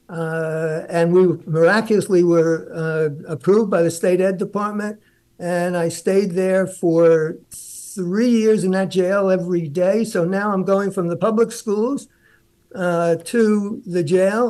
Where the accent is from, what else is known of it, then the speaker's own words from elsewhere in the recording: New York City, New York, United States; I'm a Brooklyn kid. I grew up in Flatbush.